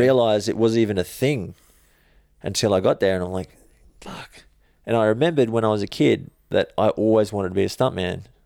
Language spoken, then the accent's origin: English; Logan, Queensland, Australia; grew up in Logan